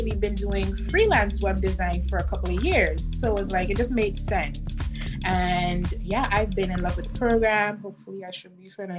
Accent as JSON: {"language": "English", "country": "U.S. Virgin Islands", "tie": "born or raised there", "lives_now": "Florida, United States", "said": "I am originally born and raised in the Virgin Islands here in the state of Florida."}